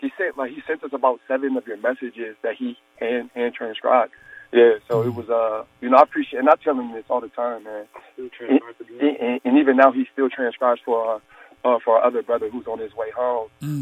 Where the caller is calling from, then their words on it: Akron, Ohio, United States; Akron, Ohio.